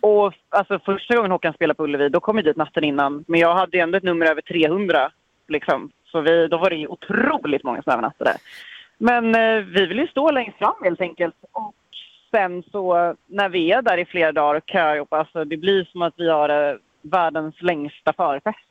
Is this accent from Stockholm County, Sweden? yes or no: yes; Stockholm, Stockholm County, Sweden; moved away as an adult; also born or lived in Nacka Municipality, Sweden; now in Mölndal, Sweden; Stockholm där jag kommer ifrån